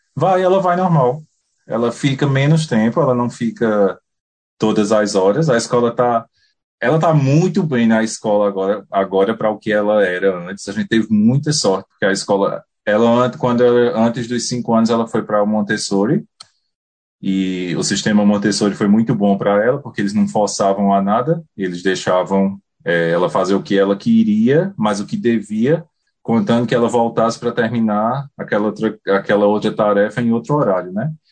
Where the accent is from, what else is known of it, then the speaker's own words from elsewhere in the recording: Puxinanã, Paraíba, Brazil; moved away as an adult; also born or lived in Campina Grande, Brazil; now in New Zealand; Eu sou natural de Puxinanã, uma cidade pequena no, no interior da Paraíba